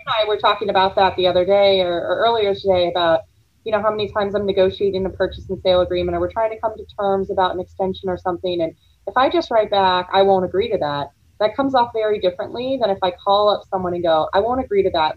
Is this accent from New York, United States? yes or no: no; Florida, United States; I grew up in Florida